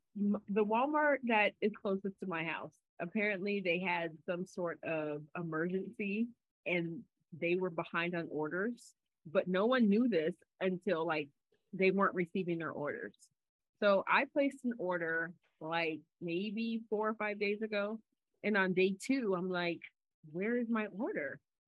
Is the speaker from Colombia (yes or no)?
no; Jamaica; You know I'm a Jamaican.